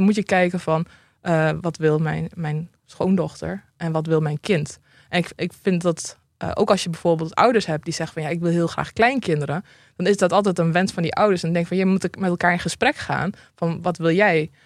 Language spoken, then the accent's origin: Dutch; Drenthe, Netherlands; ik kom uit Drenthe